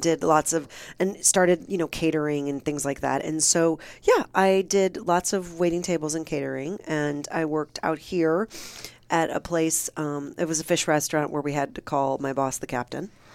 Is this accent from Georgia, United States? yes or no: no; Michigan, United States; moved away; also born or lived in Cleveland, Ohio; I'm from Michigan, but I went to college in Ohio